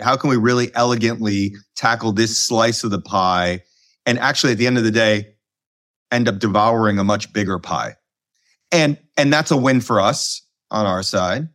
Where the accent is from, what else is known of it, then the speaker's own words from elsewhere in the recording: Chicago, Illinois, United States; moved away as an adult; also born or lived in London / Colorado / New York; current, uh, Chicago resident and born and raised in Chicago